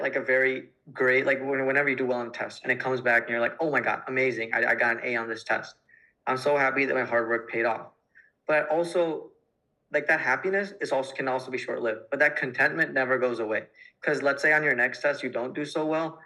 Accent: United States; being an Indian American

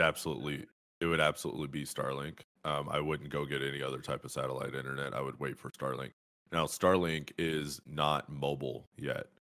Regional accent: Fresno, California, United States; moved away; I grew up in Fresno, California

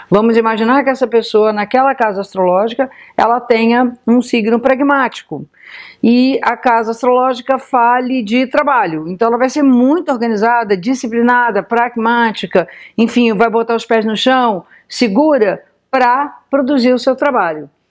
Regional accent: Brazil; born there; Então, para nós que nascemos aqui no Brasil, as casas astrológicas são praticamente iguais.

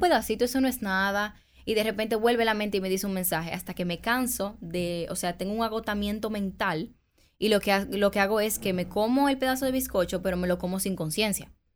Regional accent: Dominican Republic; como buen dominicano

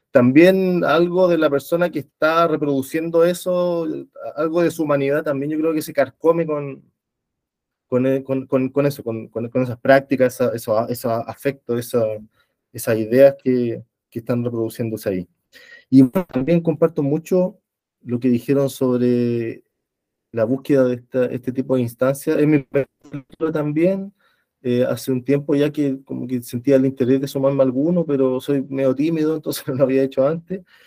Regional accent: Santiago, Santiago Metropolitan Region, Chile; soy de Santiago

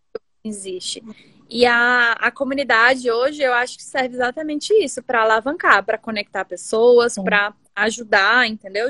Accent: Brasília, Federal District, Brazil; also born or lived in Pernambuco; Eu sou pernambucana, né? Nasci em Pernambuco, vim morar em Brasília quando eu tinha dois anos, então sou metade bra brasiliense, metade pernambucana.

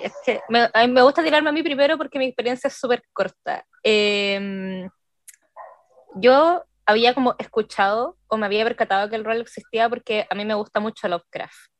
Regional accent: Puente Alto, Santiago Metropolitan Region, Chile; soy de Chile, específicamente de Santiago en Puente Alto

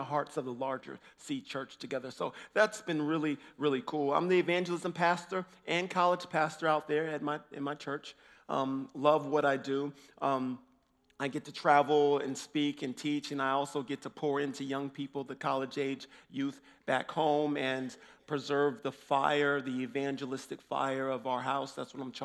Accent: Illinois, United States; I'm from Illinois. I'm from the States.

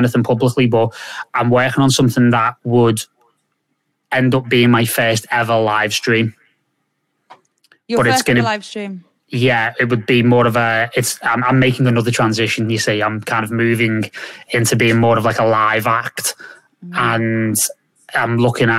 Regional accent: Liverpool, North West England, United Kingdom; I'm from Liverpool

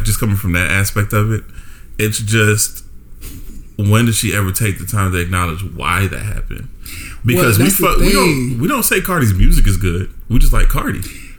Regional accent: New York, United States; I grew up in New York

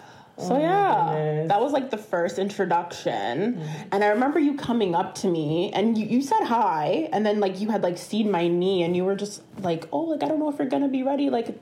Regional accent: Ontario, Canada; So I'm from the West End. I played for Dixie, Mississauga.

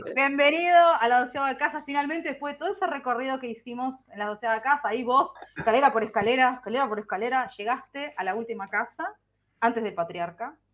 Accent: Buenos Aires, Argentina; accent: porteño argentino; hablando como súper porteño argentino

